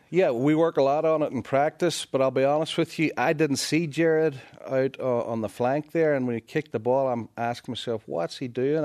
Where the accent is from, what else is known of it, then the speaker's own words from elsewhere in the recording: Northern Ireland, United Kingdom; now in United States; I am from Northern Ireland.